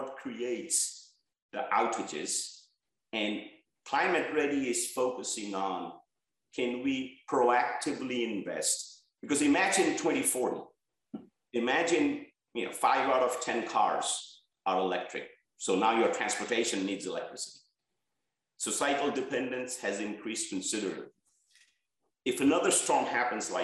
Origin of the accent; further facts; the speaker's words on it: Bangladesh; moved away as an adult; now in United States; where I was born in Bangladesh